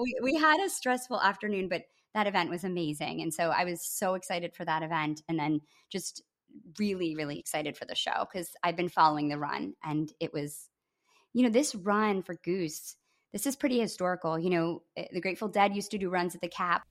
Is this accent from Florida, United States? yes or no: no; Grand Rapids, Michigan, United States; my hometown in Grand Rapids, Michigan